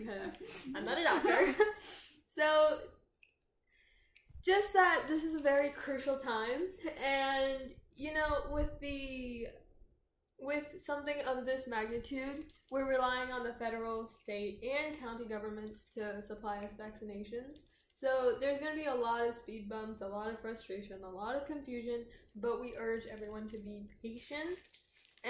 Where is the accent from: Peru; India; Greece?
India; Telangana; I'm from Telangana